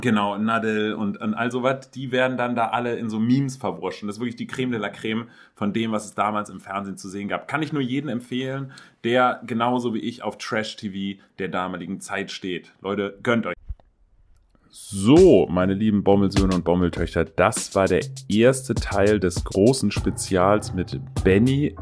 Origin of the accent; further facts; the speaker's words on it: Hamburg, Germany; als Hamburger